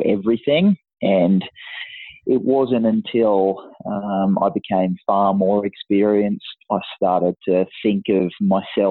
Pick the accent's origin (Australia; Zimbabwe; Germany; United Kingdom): Australia; country Queensland; I was always one of the captains or the key players of representative teams in country Queensland